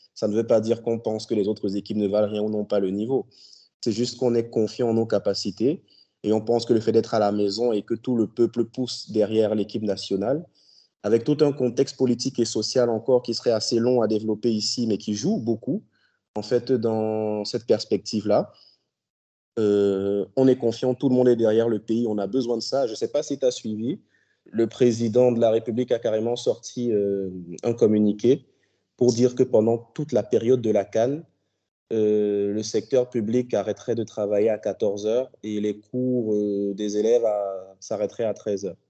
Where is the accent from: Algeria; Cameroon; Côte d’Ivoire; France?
Cameroon; nous, on est de l'Afrique centrale